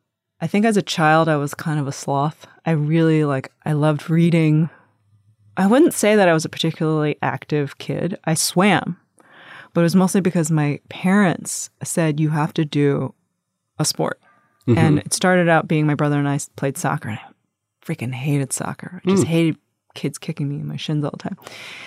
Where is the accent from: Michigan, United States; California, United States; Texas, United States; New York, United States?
New York, United States; Long Island; my brother and I are the first generation of our family to be born in America. And when we grew up primarily in Long Island, it was very white.